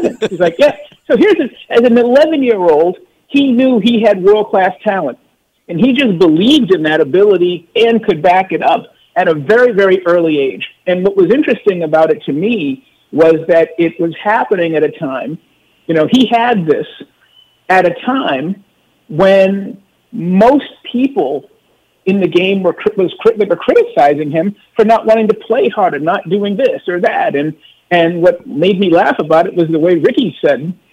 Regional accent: Boston, Massachusetts, United States; moved away; also born or lived in Oakland; I grew up in Massachusetts

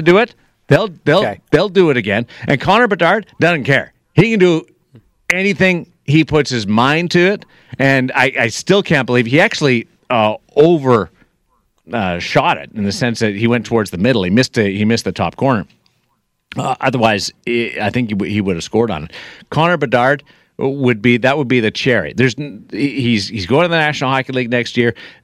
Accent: Canada; also born or lived in Eastern Canada; now in Las Vegas, United States; being a Canadian

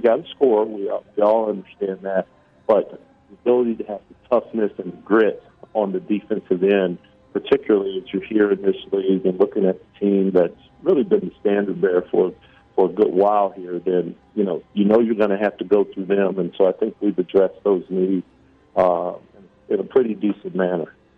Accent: Kansas City, Missouri, United States; moved away; also born or lived in Oregon; I'm from Kansas City, Missouri

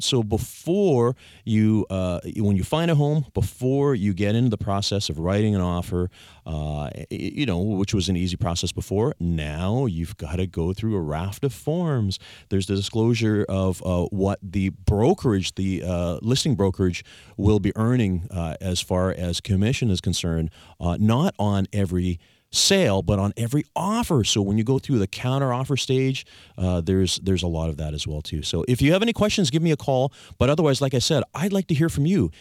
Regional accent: Victoria, British Columbia, Canada; I was born and raised here in Victoria

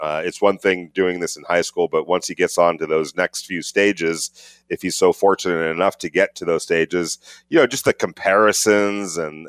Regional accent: California, United States; I grew up basically in California.

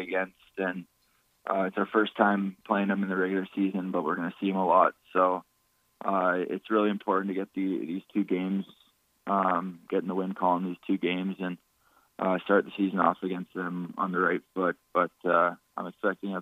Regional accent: Estevan, Saskatchewan, Canada; moved away; people from a town of around 10,000

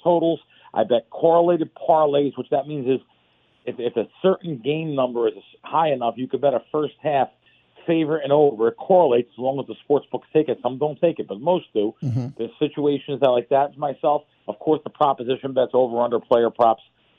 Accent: New York City, New York, United States; When I grew up in the Bronx

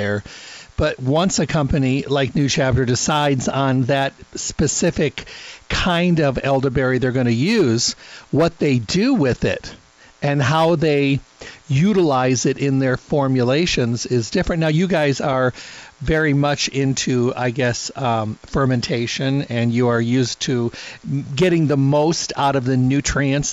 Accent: Midwest, United States; I'm from the Midwest

